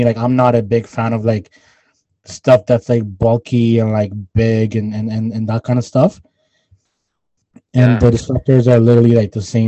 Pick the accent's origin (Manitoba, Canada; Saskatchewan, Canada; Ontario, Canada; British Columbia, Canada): Manitoba, Canada; Winnipeg; where we are from Winnipeg